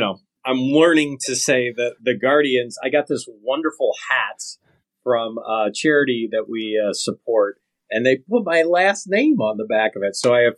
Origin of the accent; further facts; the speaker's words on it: Northeast Ohio, United States; Growing up in Northeast Ohio